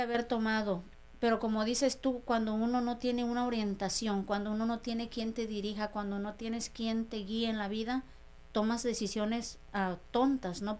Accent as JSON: {"language": "Spanish", "town": "María Lombardo de Caso", "region": "Oaxaca", "country": "Mexico", "tie": "born or raised there", "also_born_or_lived": "Los Angeles, United States", "moved": "as an adult", "lives_now": "United States", "said": "soy de la Sierra Mije de Oaxaca. Mi pueblo se llama María Lombardo de Caso Mije, Oaxaca."}